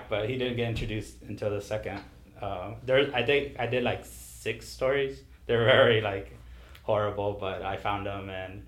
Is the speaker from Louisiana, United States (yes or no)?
no; Washington, United States; also born or lived in San Juan, Texas (Rio Grande Valley); now in Rio Grande Valley, Texas, United States; I was born here in the Valley in San Juan, but I was raised in Washington State